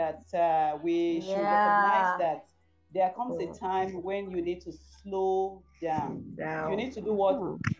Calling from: Calgary, Alberta, Canada; I'm calling from Calgary. Calgary.

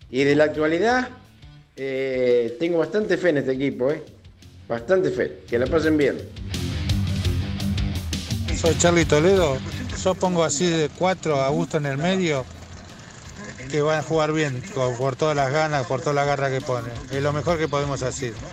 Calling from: Marcos Paz, Buenos Aires Province, Argentina; Hola muchachos … de Marcos Paz.

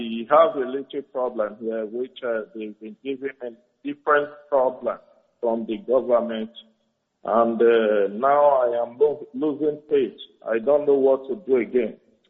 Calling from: Italy; calling from Italy.

